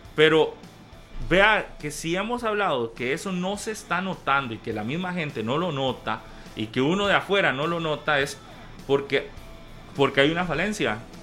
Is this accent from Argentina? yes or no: no; Costa Rica